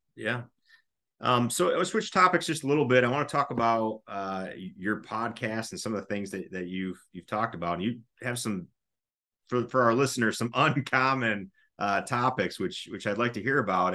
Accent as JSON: {"language": "English", "country": "United States", "said": "we as, as an American society"}